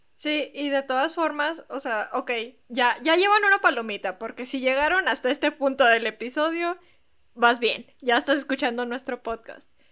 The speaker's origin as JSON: {"language": "Spanish", "town": "Monterrey", "region": "Nuevo León", "country": "Mexico", "said": "todos los del equipo de Plan Acto hasta ahorita somos de Monterrey y aquí vivimos"}